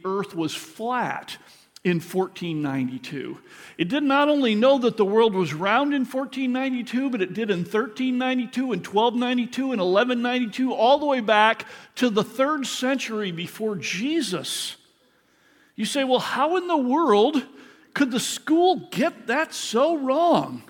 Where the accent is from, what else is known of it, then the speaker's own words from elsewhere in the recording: Michigan, United States; I grew up in Michigan, in elementary school